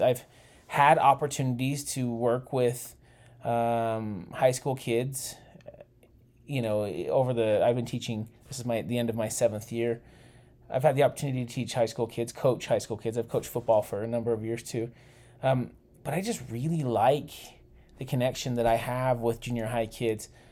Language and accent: English; Utah, United States; I was born in Utah, too